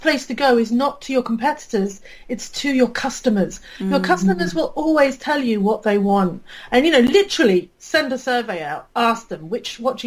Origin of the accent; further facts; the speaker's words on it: United Kingdom; accent: British; I can probably tell from my accent, I'm British